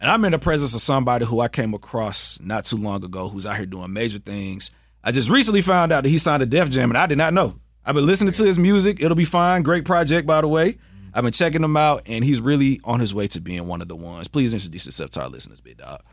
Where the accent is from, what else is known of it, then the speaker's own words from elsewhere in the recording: Atlanta, Georgia, United States; I'm from Atlanta, so, you know, I, you know, I'm from the A.